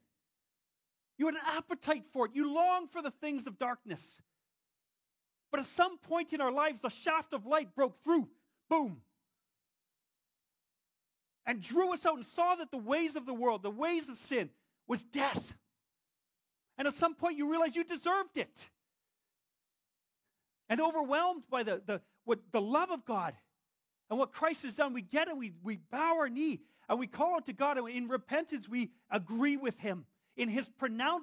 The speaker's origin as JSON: {"language": "English", "town": "Whitehorse", "region": "Yukon", "country": "Canada", "tie": "born or raised there", "said": "I'm still a Canadian. I have a passport that says it. I was born in Whitehorse, Yukon"}